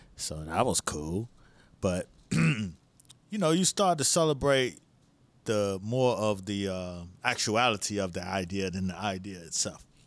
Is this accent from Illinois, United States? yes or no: no; Miami, Florida, United States; I'm from Miami